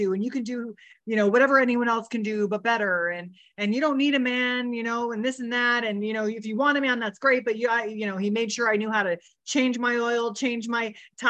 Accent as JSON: {"language": "English", "town": "Riverside", "region": "California", "country": "United States", "tie": "born or raised there", "said": "was born in Riverside, California, on a ranch with horses, with both of my parents."}